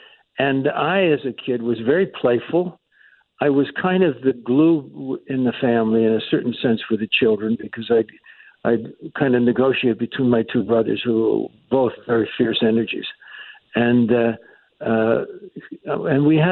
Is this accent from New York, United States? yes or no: yes; Yonkers, New York, United States; I grew up in Yonkers, New York